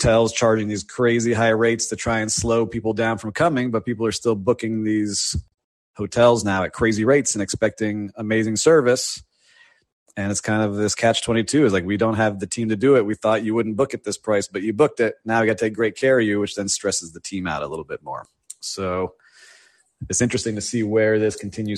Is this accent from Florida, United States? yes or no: yes; Miami, Florida, United States; born and raised in Miami